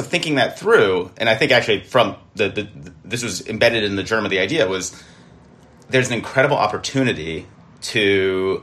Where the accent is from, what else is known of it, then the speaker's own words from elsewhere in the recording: United States; we have as American Jews